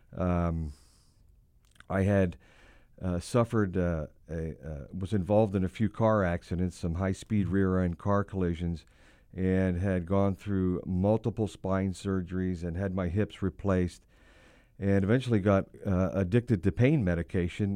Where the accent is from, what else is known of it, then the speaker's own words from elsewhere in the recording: Hershey, Pennsylvania, United States; I was born and raised in the sweetest place on earth, and that would be downtown Hershey, Pennsylvania.